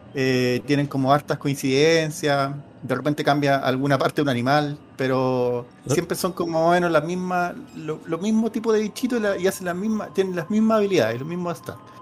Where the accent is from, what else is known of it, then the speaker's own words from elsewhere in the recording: Chile; está como dentro de nuestra y idiosincrasia como chileno